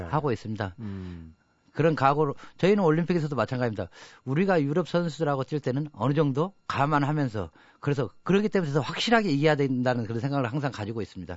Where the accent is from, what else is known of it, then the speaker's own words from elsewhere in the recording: Jangseong, South Jeolla, South Korea; now in Seoul, South Korea; 우리 장성의 자랑이라고